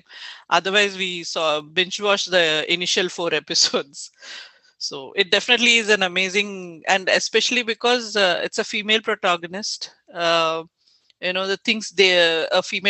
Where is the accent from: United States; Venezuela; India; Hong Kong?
India; as an Indian